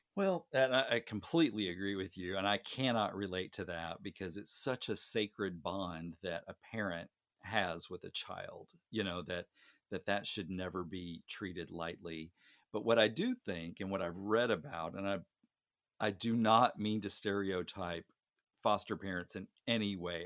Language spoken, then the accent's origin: English; Gosnell, Arkansas, United States; my hometown is tiny, uh, Gosnell, Arkansas